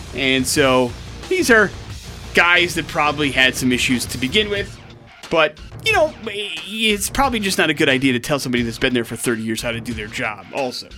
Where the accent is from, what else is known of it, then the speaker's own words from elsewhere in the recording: Wisconsin, United States; moved away; I grew up in Wisconsin, which means I grew up with uh, around a lot of dairy farms.